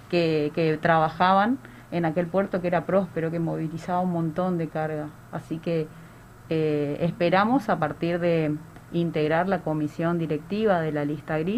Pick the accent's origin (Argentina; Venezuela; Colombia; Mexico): Argentina; Barranqueras, Chaco; Yo amo mi ciudad Barranqueras como mi puerto